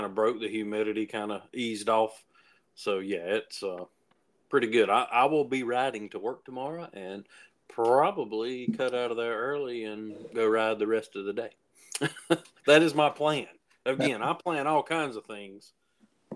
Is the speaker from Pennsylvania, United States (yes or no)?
no; Cowpens, South Carolina, United States; here in my hometown, in Cowpen, South Carolina